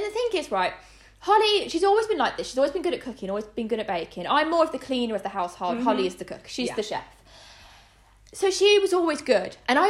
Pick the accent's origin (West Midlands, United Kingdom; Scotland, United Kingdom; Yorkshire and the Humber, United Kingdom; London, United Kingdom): West Midlands, United Kingdom; Wolverhampton; we're from Wolverhampton